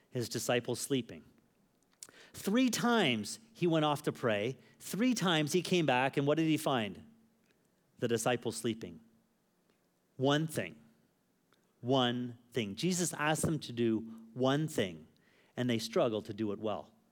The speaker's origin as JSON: {"language": "English", "country": "Canada", "also_born_or_lived": "Phuket", "moved": "yes", "said": "someone who's a Canadian"}